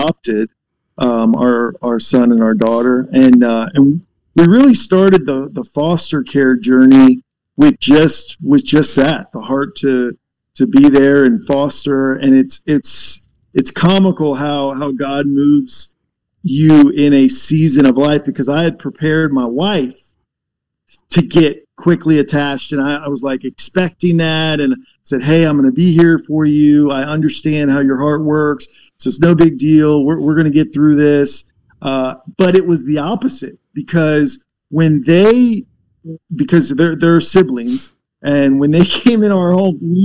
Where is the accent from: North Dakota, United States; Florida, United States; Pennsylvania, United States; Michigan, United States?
Florida, United States; also born or lived in Virginia / Tennessee; now in North Carolina, United States; technically I was born in Virginia, but I don't claim that as home because I spent most of my life in Florida on the beaches and hiding from hurricanes.